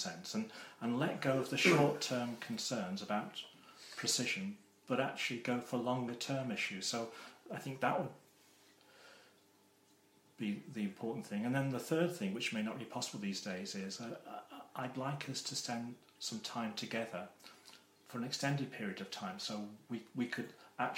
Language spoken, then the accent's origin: English; Wales, United Kingdom; when I was growing up in Wales